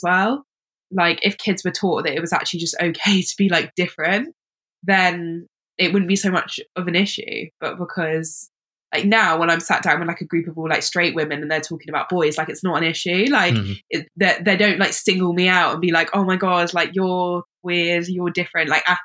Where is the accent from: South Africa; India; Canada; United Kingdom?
United Kingdom; London; I grew up in London.